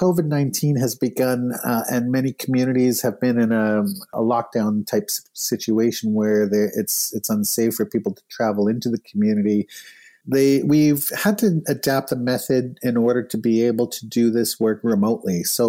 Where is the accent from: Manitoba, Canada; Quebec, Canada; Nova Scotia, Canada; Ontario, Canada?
Manitoba, Canada; Winnipeg; We did it in Winnipeg, my hometown.